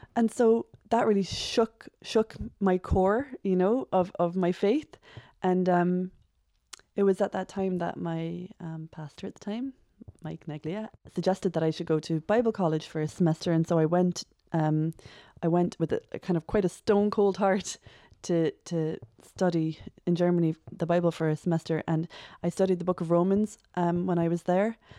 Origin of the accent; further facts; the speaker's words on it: Cork, Munster, Ireland; I am from Cork, born and bred.